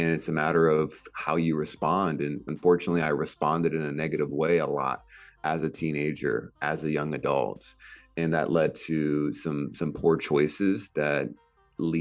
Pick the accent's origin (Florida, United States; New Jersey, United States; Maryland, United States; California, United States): California, United States; I grew up in California and just had a middle class growing up.